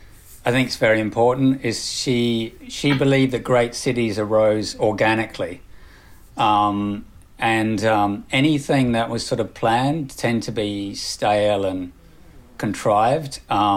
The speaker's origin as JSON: {"language": "English", "country": "Australia", "lives_now": "United Kingdom", "said": "Yeah, I mean, my background, I came from Australia and then now living in the UK."}